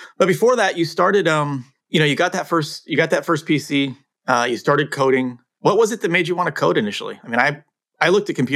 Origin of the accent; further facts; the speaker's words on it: Cupertino, California, United States; also born or lived in England; when I moved from England to the US when I was 8, and we moved to Cupertino.